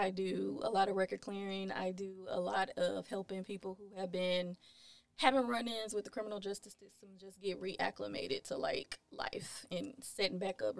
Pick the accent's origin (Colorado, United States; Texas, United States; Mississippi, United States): Texas, United States; Houston; I'm from the north side of Houston, Texas.